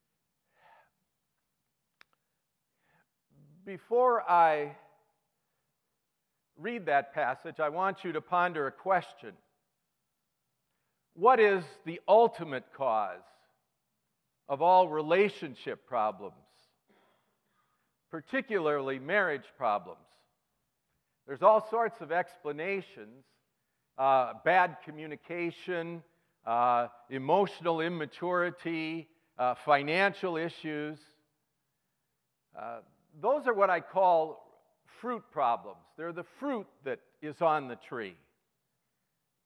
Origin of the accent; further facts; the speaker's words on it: Richfield, Minnesota, United States; moved away as an adult; now in Chicago, United States; I'm from Chicago now, but I was raised in Richfield. Grew up here in Minnesota